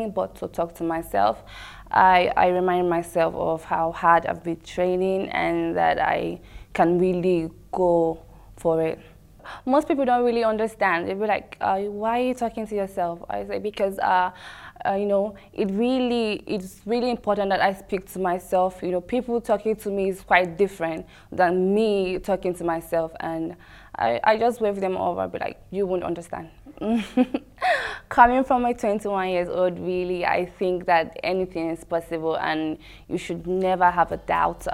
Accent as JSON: {"language": "English", "country": "Nigeria", "also_born_or_lived": "Bahrain", "moved": "yes", "said": "I'm from Nigeria"}